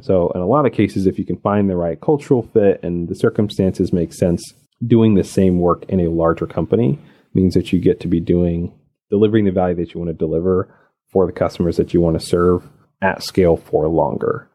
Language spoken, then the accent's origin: English; Arkansas, United States; also born or lived in Birmingham, Alabama / out west; now in Atlanta, United States; I grew up in rural Arkansas